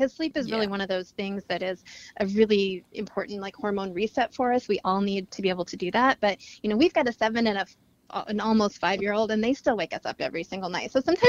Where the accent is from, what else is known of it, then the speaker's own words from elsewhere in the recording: Montana, United States; also born or lived in Seattle; now in New York City, United States; I grew up in Montana, Seattle. Now we live in New York City, two little girls